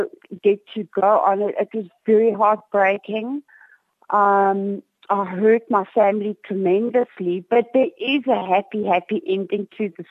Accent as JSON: {"language": "English", "town": "Cape Town", "region": "Western Cape", "country": "South Africa", "said": "I am from Cape Town."}